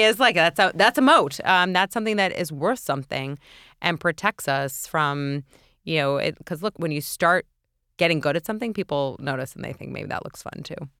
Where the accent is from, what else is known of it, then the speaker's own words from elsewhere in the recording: New York City, New York, United States; grew up in New York City